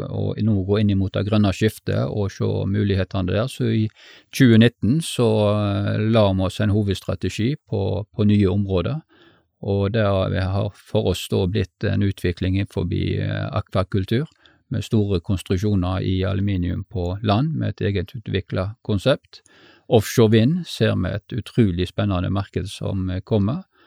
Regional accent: Stord, Vestland, Norway; Jeg eh, er født og oppvokst på Stord

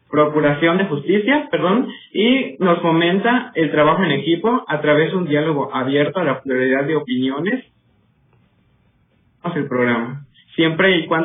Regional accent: Othón P. Blanco, Quintana Roo, Mexico; now in Chetumal, Mexico; Soy de una comunidad de eh, del mismo Botón de Blanco, este, pero estoy estudiando en el campus Chetumal Bahía, este, pues radico ahorita actualmente en Chetumal, estoy en Chetumal

